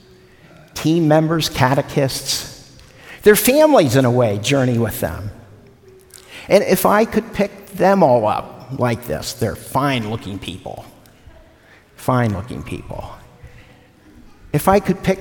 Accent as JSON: {"language": "English", "town": "Cincinnati", "region": "Ohio", "country": "United States", "tie": "born or raised there", "moved": "yes", "said": "Cincinnati, my hometown"}